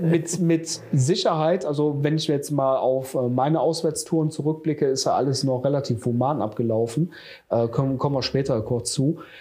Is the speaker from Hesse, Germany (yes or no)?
no; Jüchen, North Rhine-Westphalia, Germany; habe damals ja noch äh, in meinem Heimatort in Jüschen gewohnt